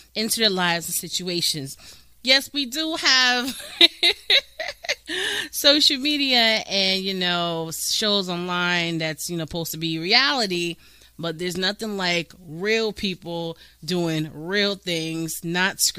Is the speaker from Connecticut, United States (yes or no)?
yes; Connecticut, United States; now in Florida, United States; I'm originally from Connecticut